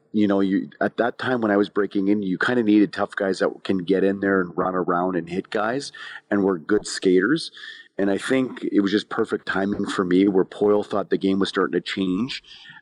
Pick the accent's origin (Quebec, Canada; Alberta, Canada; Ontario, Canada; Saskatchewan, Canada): Saskatchewan, Canada; Kamsack; moved away; also born or lived in Dauphin, Manitoba; my hometown in Kamsack, Saskatchewan